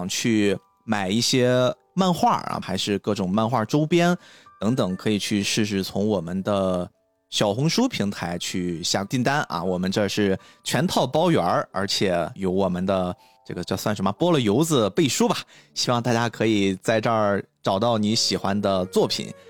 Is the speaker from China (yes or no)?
yes; China; 而且是我们中国人自己做的，就是那种心情